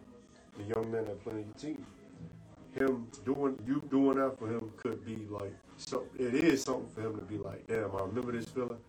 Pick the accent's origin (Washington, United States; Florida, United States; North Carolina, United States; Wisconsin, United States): Florida, United States; Orlando; when I go to the hood where I'm from Carver Shores, like, that's where I grew up at.